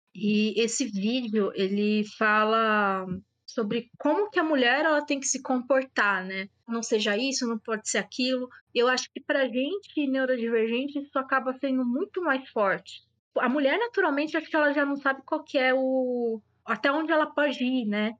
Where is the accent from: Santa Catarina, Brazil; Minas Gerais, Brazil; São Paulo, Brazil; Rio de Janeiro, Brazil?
São Paulo, Brazil; eu sou de São Paulo